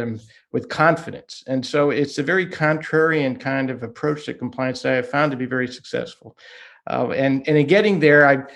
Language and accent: English; Boston, Massachusetts, United States; first language Hungarian; English is a second language; moved away as an adult; also born or lived in New York; I grew up in the Boston area